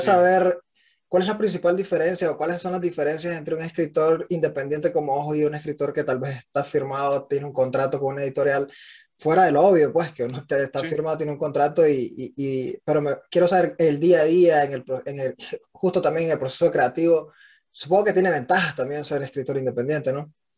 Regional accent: Nicaragua; now in United States; un Nica en Estados Unidos

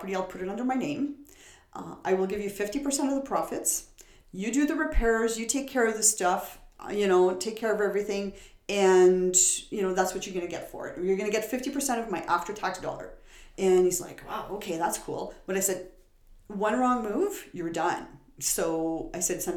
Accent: Timmins, Ontario, Canada; moved away; I was born and raised in Timmins

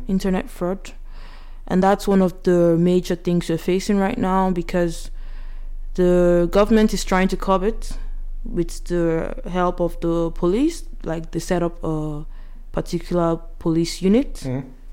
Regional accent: Yoruba side of Nigeria, Southwest Nigeria, Nigeria; I'm from the Yoruba side and the meals we eat is totally different from those from Igbo side or Hausa side or the other parts of Nigeria

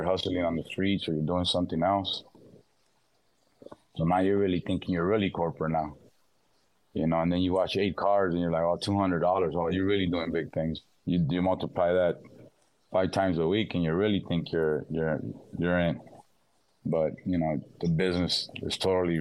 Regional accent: Los Angeles, California, United States; I was born and raised in South Central

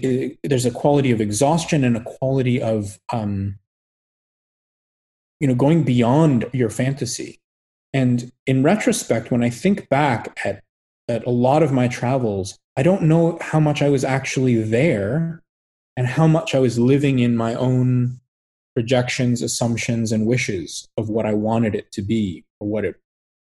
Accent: United States; I'm completely rooted as an American white man from a certain economic background

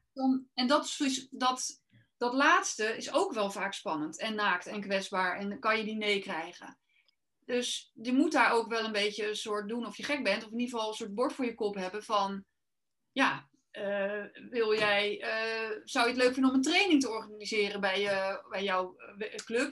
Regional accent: Rotterdam, South Holland, Netherlands; ik kom uit Rotterdam

